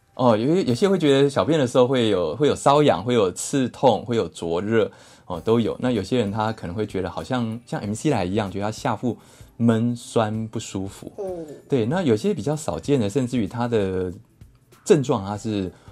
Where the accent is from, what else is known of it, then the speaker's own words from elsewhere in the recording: Taiwan; 我们台湾人很怕吃抗生素